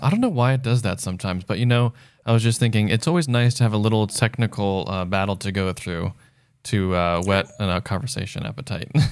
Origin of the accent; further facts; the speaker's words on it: United States; now in Los Angeles, United States; I'm one American City Boy